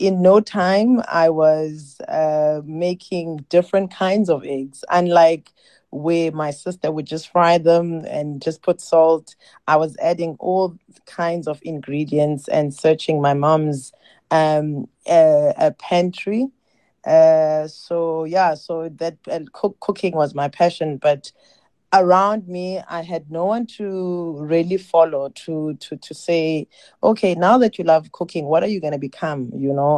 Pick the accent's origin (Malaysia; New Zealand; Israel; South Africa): South Africa; East London, Eastern Cape; moved away as an adult; also born or lived in Ekala, Eastern Cape; now in Cape Town, South Africa; I was born in Ekala, which is a rural village. And because of studies, my mom moved us to a small town called East London, where I completed my primary and high school.